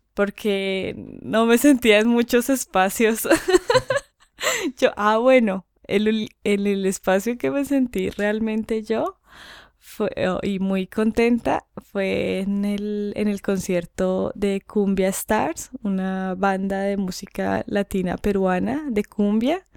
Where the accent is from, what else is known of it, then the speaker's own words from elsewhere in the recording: Colombia; moved away; en mi país